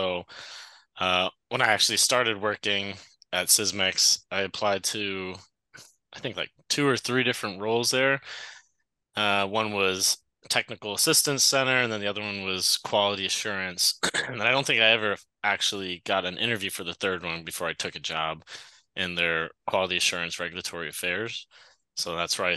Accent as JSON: {"language": "English", "region": "Massachusetts", "country": "United States", "tie": "born or raised there", "also_born_or_lived": "Chicago", "moved": "as an adult", "said": "I grew up in Massachusetts, went to Dartmouth"}